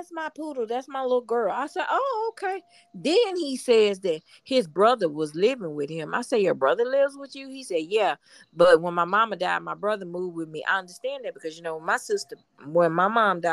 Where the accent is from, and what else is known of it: Houston, Texas, United States